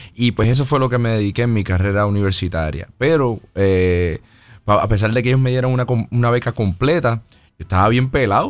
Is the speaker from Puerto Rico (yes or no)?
yes; Las Piedras, Puerto Rico; moved away as an adult; also born or lived in Ponce, Puerto Rico; now in United States; me identifico más como pedreño, porque soy de, eh, me crié casi todas las piedras hasta los 18 años